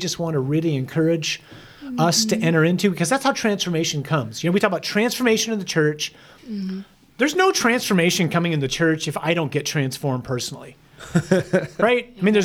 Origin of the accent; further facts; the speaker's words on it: United States; I'm an American